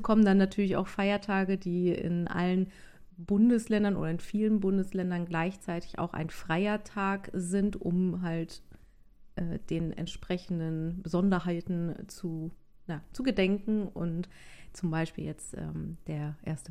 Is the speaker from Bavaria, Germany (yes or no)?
no; North Rhine-Westphalia, Germany; ich komme ja auch aus NRW